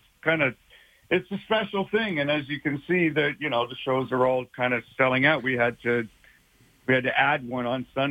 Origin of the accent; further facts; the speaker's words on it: Canada; moved away as an adult; now in Los Angeles, United States; I'm Canadian